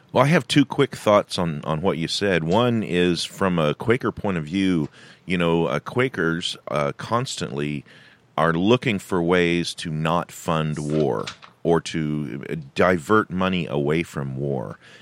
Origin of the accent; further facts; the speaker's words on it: California, United States; moved away; I was born in California. I've spent a lot of years living and working in California